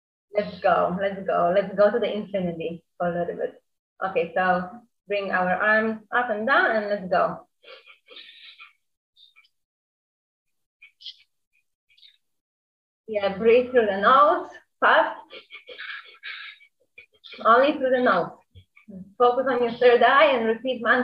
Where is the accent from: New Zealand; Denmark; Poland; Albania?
Poland; moved away as an adult; also born or lived in New York; I'm from Poland. Now I'm 29, and I left Poland when I was 18, and I spent in New York 9 years.